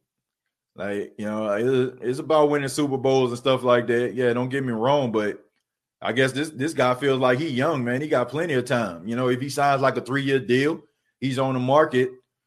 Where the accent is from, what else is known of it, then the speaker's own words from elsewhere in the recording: New Orleans, Louisiana, United States; my hometown team